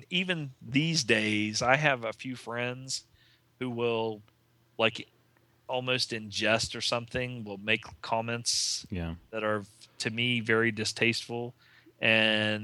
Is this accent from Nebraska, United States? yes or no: no; West Virginia, United States; growing up in West Virginia